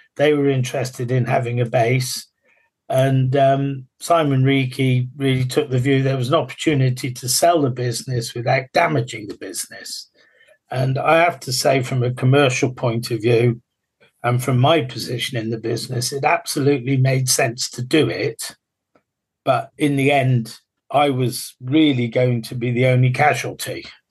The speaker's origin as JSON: {"language": "English", "region": "England", "country": "United Kingdom", "said": "we're English"}